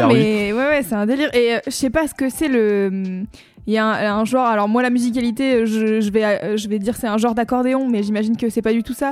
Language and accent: French; France; on a grandi en France